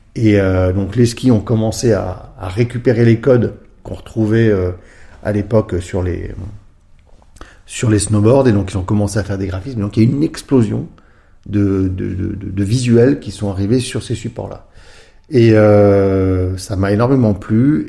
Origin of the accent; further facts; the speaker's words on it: Grenoble, Auvergne-Rhône-Alpes, France; je suis grenoblois, hein, donc euh, premières années, bah, comme tout bon grenoblois, quand on était sur les skis très tôt